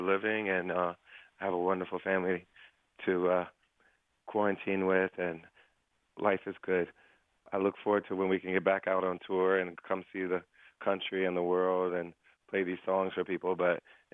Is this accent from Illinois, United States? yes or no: no; Springfield, Ohio, United States; my hometown in Ohio